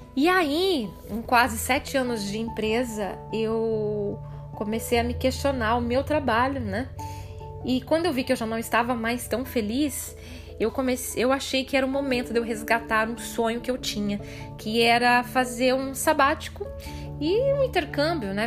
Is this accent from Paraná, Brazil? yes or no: yes; Ibiporã, Paraná, Brazil; moved away as an adult; also born or lived in Cornélio Procópio / Londrina; Eu nasci, cresci em Biporã